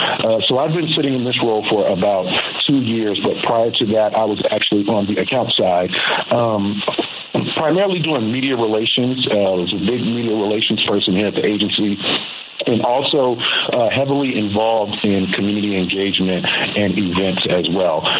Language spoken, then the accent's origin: English; Florida, United States; moved away; I'm actually from Florida.